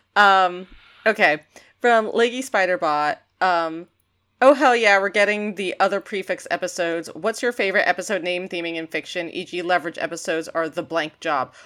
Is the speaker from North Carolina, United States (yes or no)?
no; New York, United States; I'm a New Yorker